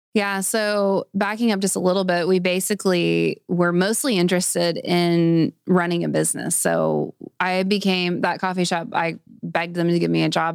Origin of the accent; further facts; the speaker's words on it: Springdale, Arkansas, United States; I grew up in Springdale, so I've been here my whole life. I've never lived anywhere else.